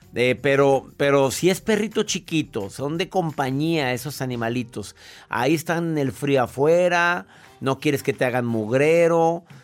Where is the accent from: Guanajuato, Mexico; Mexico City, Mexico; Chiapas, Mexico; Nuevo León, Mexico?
Nuevo León, Mexico; Monterrey; now in Houston, United States; Radico en la ciudad de Houston. Soy de Monterrey.